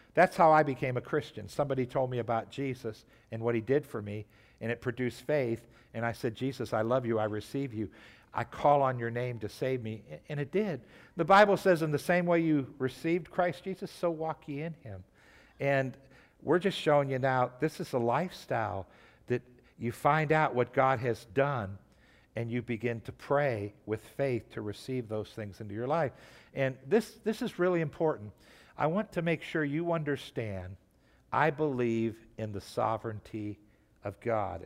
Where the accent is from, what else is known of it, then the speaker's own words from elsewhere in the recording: Trumbull County, Ohio, United States; I grew up in, in, in Trumbull County.